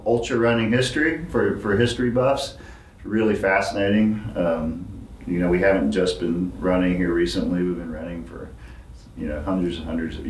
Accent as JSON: {"language": "English", "region": "Georgia", "country": "United States", "tie": "born or raised there"}